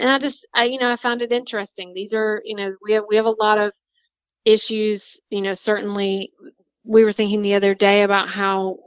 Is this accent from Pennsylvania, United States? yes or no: no; North Carolina, United States; Concord, North Carolina. So in my home state